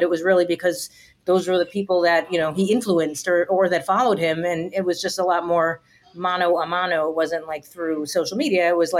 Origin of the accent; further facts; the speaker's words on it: New York City, New York, United States; I grew up in Brooklyn